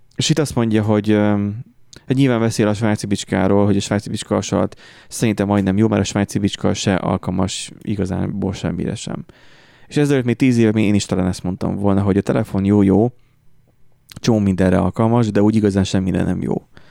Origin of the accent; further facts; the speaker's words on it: Hungary; magyarok vagyunk